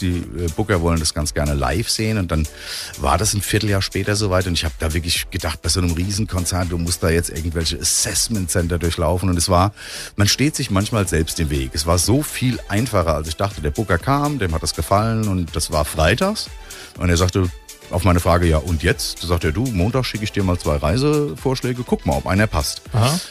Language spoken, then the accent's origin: German; Bingen am Rhein, Rhineland-Palatinate, Germany; moved away; also born or lived in Frankfurt / Offenbach; Gebürtig in Bingen